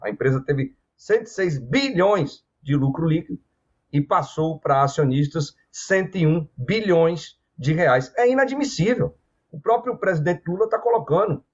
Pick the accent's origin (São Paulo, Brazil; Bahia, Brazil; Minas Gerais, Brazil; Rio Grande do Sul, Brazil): Bahia, Brazil; na Bahia, estado de onde eu sou é, de origem